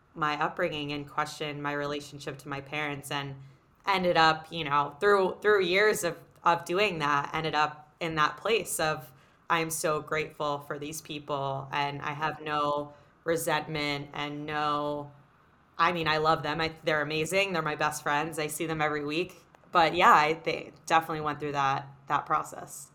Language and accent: English; New York City, New York, United States; growing up in New York City in a very small bubble of this private school environment